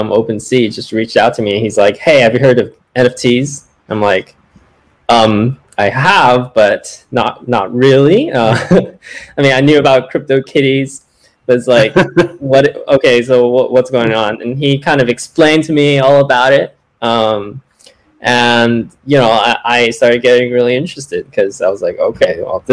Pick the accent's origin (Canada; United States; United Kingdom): United States; Bay Area near San Francisco, California; I'm actually originally from the Bay Area near San Francisco